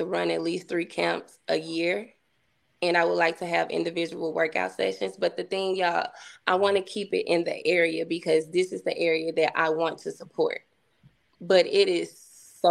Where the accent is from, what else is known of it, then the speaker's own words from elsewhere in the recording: Coldwater, United States; moved away; I'm from Coldwater. I'm from this same town